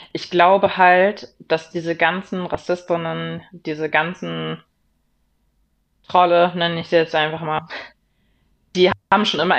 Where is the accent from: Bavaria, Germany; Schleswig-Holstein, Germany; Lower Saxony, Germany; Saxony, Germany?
Schleswig-Holstein, Germany; Eckernförde and Kiel; moved away; Eckernförde und Kiel, das Meer, da wo ich herkomme, wo ich gelebt habe, wo meine Friends und Family herkommen